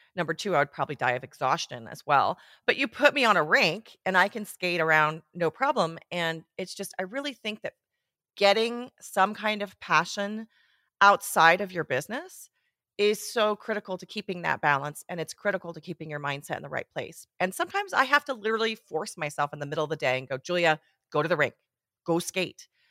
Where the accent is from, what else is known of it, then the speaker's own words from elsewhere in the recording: Switzerland; moved away as an adult; also born or lived in Portland, Oregon; now in Bend, United States; I grew up in Switzerland